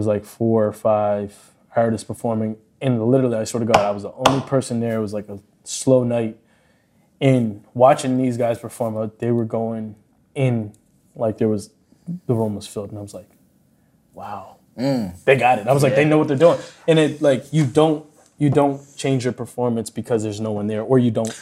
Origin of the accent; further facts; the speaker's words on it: Halifax, Nova Scotia, Canada; also born or lived in Dartmouth, Nova Scotia; Born and raised in Uniac Square. Moved to Dartmouth at 14